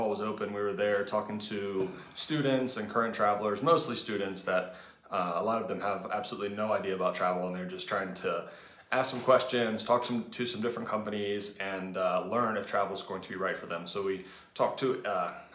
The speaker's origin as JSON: {"language": "English", "region": "Virginia", "country": "United States", "said": "We're from Virginia where it's cold"}